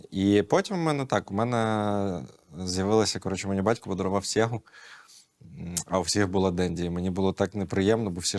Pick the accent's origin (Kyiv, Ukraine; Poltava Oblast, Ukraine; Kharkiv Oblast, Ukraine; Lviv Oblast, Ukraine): Kyiv, Ukraine; я майже все життя живу тут, в Києві.